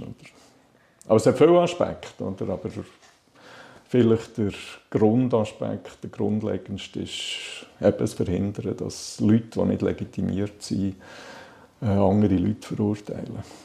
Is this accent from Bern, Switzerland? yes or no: no; Balsthal, Solothurn, Switzerland; now in Lake Biel, Switzerland; Ich bin in Ballstuhl aufgewachsen, Balstal. Das ist äh, äh knapp 15 Kilometer von Solothurn weg, hinter den Bergen im Jura, Solothurner Jura